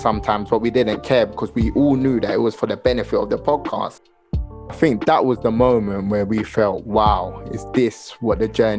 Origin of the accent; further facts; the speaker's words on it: London, United Kingdom; also born or lived in Lewisham, London; I'm from Southeast London, SE15. I grew up on the same road as Rio Ferdinand.